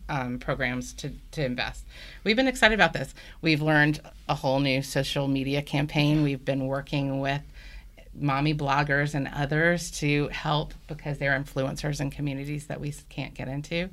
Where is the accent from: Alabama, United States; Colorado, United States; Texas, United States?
Alabama, United States; Birmingham; also born or lived in Washington, D.C. / Baltimore, Maryland; now in Atlanta, United States; I grew up in Birmingham, Alabama, and moved to Atlanta with my family about thirteen years ago now